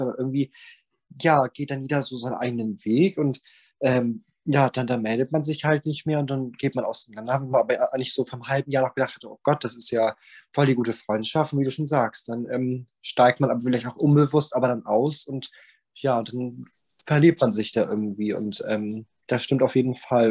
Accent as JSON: {"language": "German", "region": "Bremen", "country": "Germany", "moved": "as an adult", "lives_now": "Southern Germany", "said": "ich komme aus Bremen und bin dann, ähm, aus Bremenberg rausgezogen und hab dann, ähm, hier in Süddeutschland, ähm, mein Nest dann aufgeschlagen"}